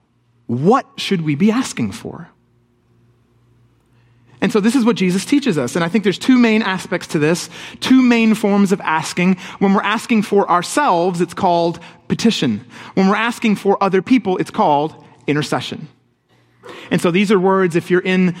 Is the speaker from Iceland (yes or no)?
no; England, United Kingdom; moved away; I grew up in England